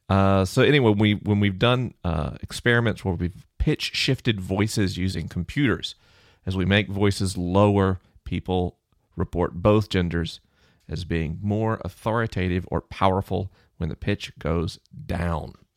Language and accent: English; United States; I'm an American